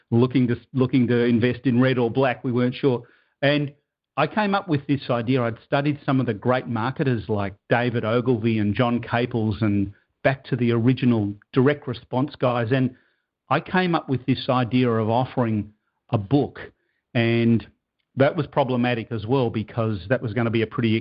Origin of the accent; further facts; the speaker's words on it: Melbourne, Victoria, Australia; moved away as an adult; now in Toronto, Canada; I now live in Toronto, Canada. That's another story, but I'm originally from Melbourne, Australia.